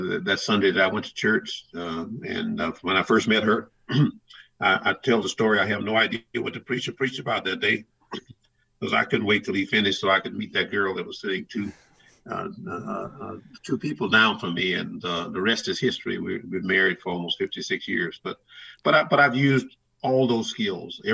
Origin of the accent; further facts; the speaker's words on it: the South, United States; growing up in the South that I grew up